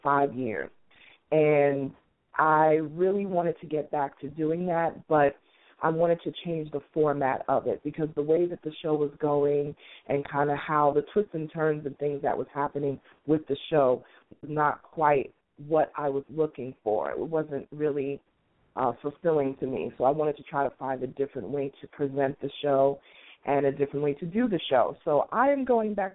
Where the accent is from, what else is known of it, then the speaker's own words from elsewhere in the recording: New York City, New York, United States; moved away as an adult; also born or lived in Washington, D.C. area; now in Atlanta, United States; I am a native New Yorker, born and raised in Queens